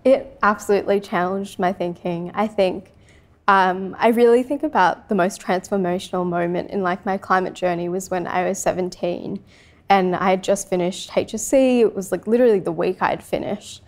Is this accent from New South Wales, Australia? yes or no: yes; Sydney, New South Wales, Australia; also born or lived in Francistown, Botswana; growing up in Western Sydney